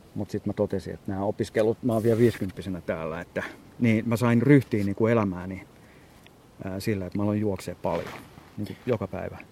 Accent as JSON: {"language": "Finnish", "town": "Espoo", "region": "Uusimaa", "country": "Finland", "tie": "born or raised there", "said": "kotona täällä Espoossa"}